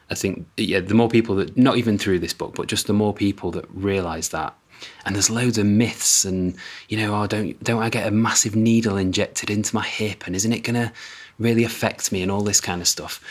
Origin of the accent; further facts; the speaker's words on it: United Kingdom; as a Brit